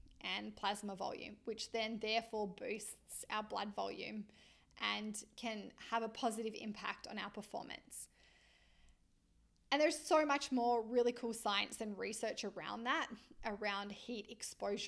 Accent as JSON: {"language": "English", "country": "Australia", "tie": "born or raised there", "moved": "as an adult", "lives_now": "Vancouver, Canada", "said": "I am an Australian lizard, born and bred in the sunshine and the warmth"}